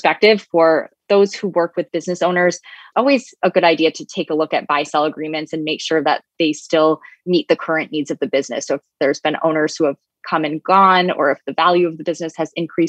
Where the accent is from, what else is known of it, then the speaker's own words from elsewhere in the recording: New York, United States; my home state of New York